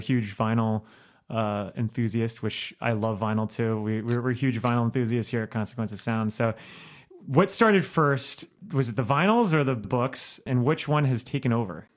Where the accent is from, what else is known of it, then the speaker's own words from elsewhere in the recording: Miami, Florida, United States; now in Chicago, United States; I'm from Miami